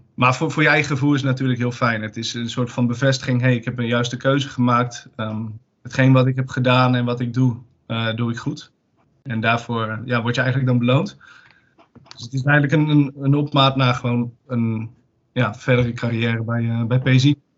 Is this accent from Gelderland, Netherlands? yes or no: no; Zwolle, Overijssel, Netherlands; ik kom uit Zwolle